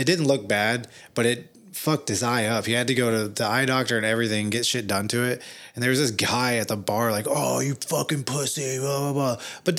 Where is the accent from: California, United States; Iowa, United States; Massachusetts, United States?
California, United States; Hollywood; I didn't know growing up in Hollywood with him that he was like